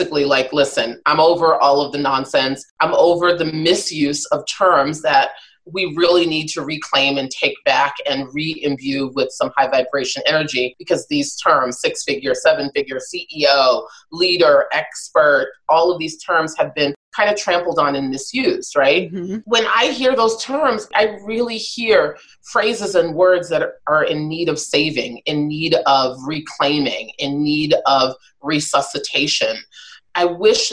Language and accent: English; New York City, New York, United States; I'm a New Yorker born and raised